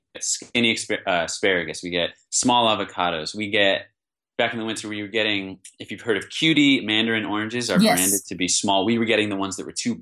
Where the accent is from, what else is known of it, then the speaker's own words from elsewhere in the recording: East Coast, United States; now in Bay Area, United States; I'm from the East Coast